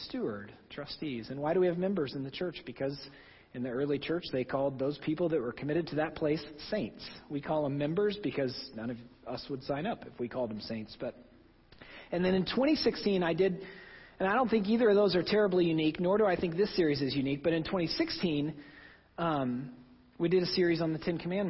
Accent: Oklahoma, United States; moved away; my home state of Oklahoma

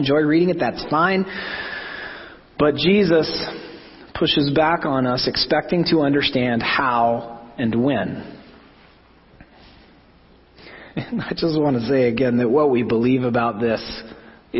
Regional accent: Oklahoma, United States; growing up in Oklahoma in the 80s

